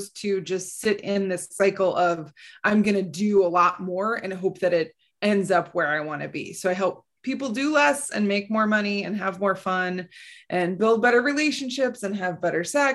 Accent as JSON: {"language": "English", "region": "Midwest", "country": "United States", "tie": "born or raised there", "said": "I grew up in the Midwest"}